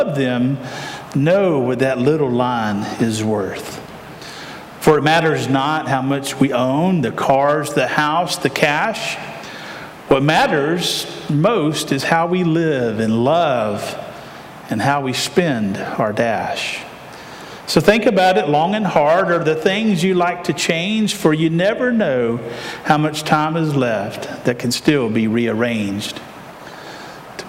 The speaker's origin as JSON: {"language": "English", "town": "Aiken", "region": "South Carolina", "country": "United States", "tie": "born or raised there", "said": "I grew up in Aiken, South Carolina, at Millbrook Baptist Church"}